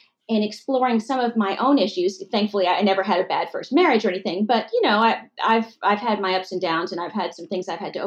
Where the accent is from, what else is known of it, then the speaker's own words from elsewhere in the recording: Massachusetts, United States; moved away as an adult; also born or lived in Temple, Texas / Texas; Was born in Texas, and I was born actually in Temple, and then was brought up for a long time in Massachusetts